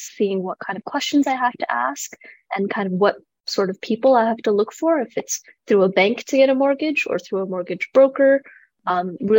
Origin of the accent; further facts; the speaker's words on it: Vancouver, British Columbia, Canada; moved away as an adult; now in Calgary, Canada; I'm originally from Vancouver